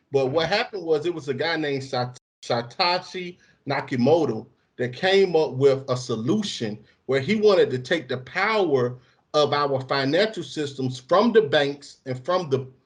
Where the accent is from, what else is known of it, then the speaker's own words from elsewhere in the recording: Bolton, North West England, United Kingdom; I'm I'm from I'm from a poor area you know what I'm saying? I'm from Bolton.